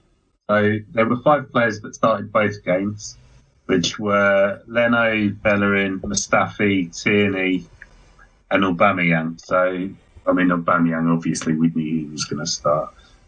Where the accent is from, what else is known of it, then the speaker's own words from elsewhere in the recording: England, United Kingdom; We're English